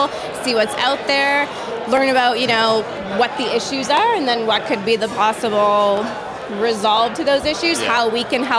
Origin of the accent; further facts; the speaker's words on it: Canada; We're Canadian yeah. by heart